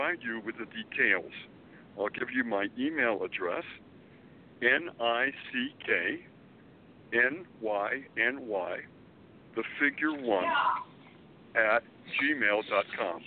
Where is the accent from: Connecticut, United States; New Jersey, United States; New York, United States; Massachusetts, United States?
Massachusetts, United States; Springfield; born or raised there; moved away as an adult; also born or lived in Boston, Massachusetts; now in Manhattan, United States